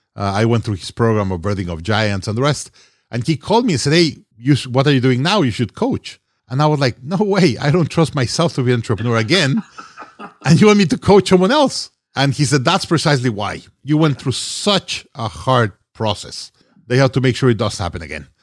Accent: Mexico City, Mexico; moved away as an adult; also born or lived in Monterrey, Mexico / Hong Kong; originally from Mexico. I was born in Monterrey, Mexico, raised in Mexico City.

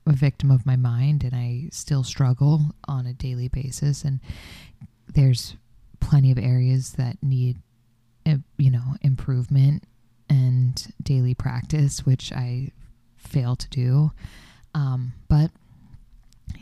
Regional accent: Florida, United States; moved away; I'm from Florida

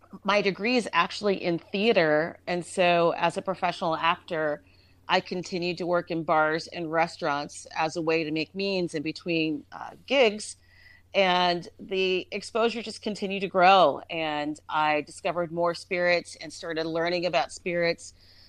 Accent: Columbus, Ohio, United States; also born or lived in Nashville, Tennessee; So I was born in Nashville, Tennessee, but I grew up in Columbus, Ohio. But I mentioned Tennessee. The majority of my family comes from Tennessee. My mom's family is from Bowling Green, Kentucky. Mm. So even though I grew up in Ohio, I grew up very much a Southerner

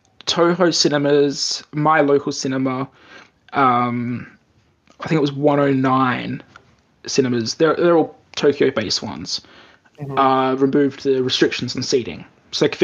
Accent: Australia; born or raised there; moved away as an adult; now in Japan

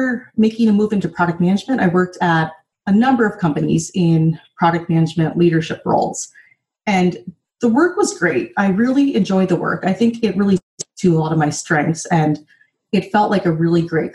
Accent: North Dakota, United States; moved away; also born or lived in San Francisco; growing up in North Dakota

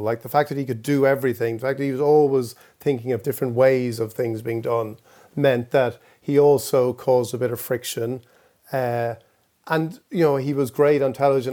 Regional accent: Ireland; we, Irish people

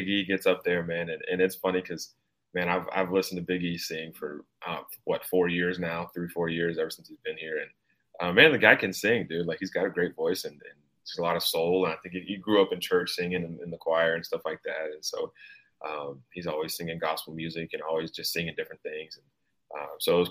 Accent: Knoxville, Tennessee, United States; So I grew up in Knoxville. I'm from Knoxville. I still live in Knoxville and I go to school here.

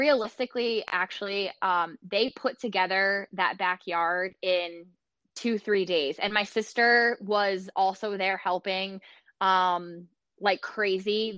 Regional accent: Sparta, New Jersey, United States; my husband and I both grew up in Sparta, New Jersey

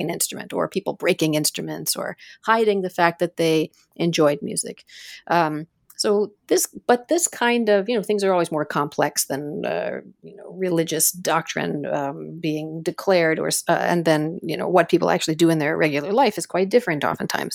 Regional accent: United States; also born or lived in Iran / Ohio / New York City; now in Toronto, Canada; I lived in the United States ever since then

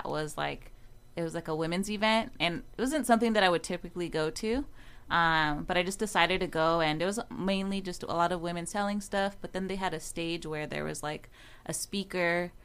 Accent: Oxnard, California, United States; now in Las Vegas, United States; I'm originally from Oxnard. I live in Vegas now.

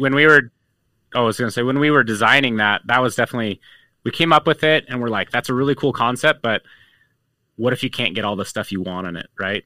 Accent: Utah, United States; growing up in Utah

